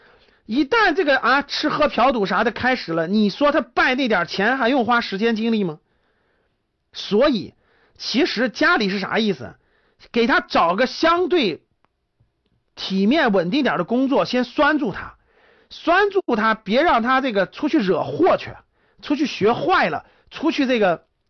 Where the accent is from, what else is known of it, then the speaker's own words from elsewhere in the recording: Shanxi, China; 我们山西啊，我山我老家山西的，我们山西那很正常